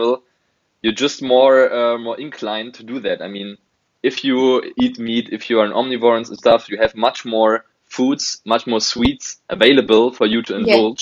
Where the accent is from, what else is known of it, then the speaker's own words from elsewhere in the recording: Berlin, Germany; I'm from Berlin, from Germany